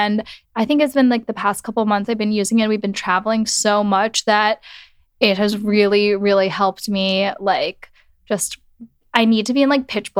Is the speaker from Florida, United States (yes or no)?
yes; Miami Beach, Florida, United States; now in New York, United States; I'm originally from Miami Beach, Florida